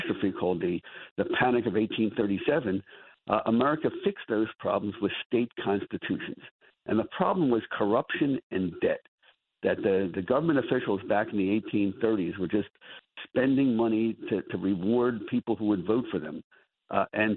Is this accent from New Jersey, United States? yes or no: yes; Atlantic City, New Jersey, United States; I grew up in Atlantic City. Grew up in the public schools